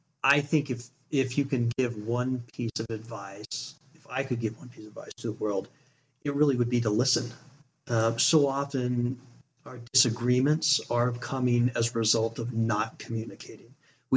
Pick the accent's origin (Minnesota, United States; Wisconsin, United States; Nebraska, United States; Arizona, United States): Arizona, United States; born there; also born or lived in Utah / California; So I was born in Arizona. We moved to Utah, to California, back to Utah, a couple different moves within each of those states.